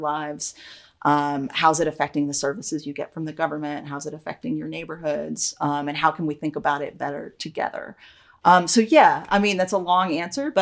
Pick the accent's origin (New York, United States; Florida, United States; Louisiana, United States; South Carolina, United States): New York, United States; Troy; born or raised there